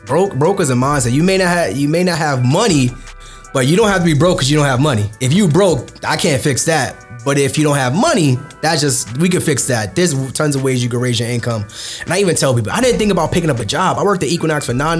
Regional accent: New York City, New York, United States; Growing up in Brooklyn, man, I grew up in Bed-Stuy, born and raised

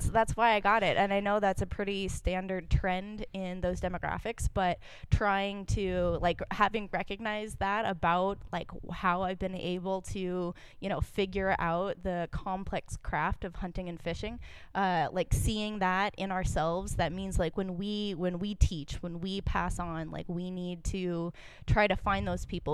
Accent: Wyoming, United States; I grew up in Wyoming. My family was military and we traveled around a bit, but kind of settled in Wyoming

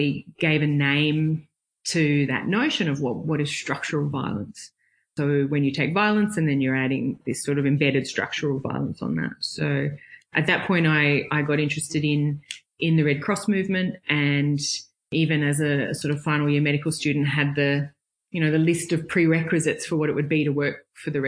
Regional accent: Brisbane, Queensland, Australia; I grew up in Brisbane.

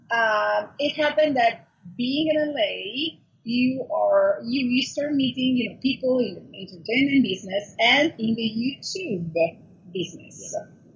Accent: Milan, Lombardy, Italy; moved away as an adult; now in Los Angeles, United States; okay, so I'm Italian. So I was born and raised in Italy, in Milano. And then I decided 10 years ago, oh my God, it really flies, to move to California, to Los Angeles

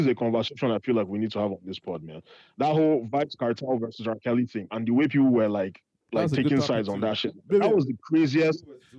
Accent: Nigeria; Well, then again, we're Nigerian and we're the white people of Africa.

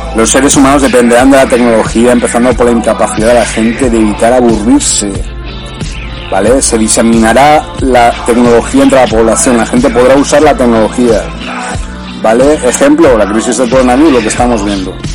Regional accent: Granada, Andalusia, Spain; desde que era pequeño, desde, desde que estaba en mi pueblo en Granada.

